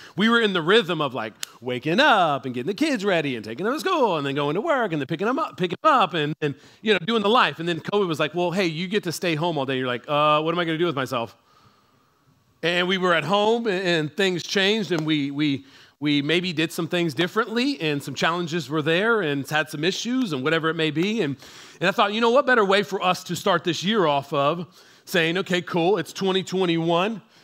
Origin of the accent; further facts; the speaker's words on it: San Antonio, Texas, United States; we are from San Antonio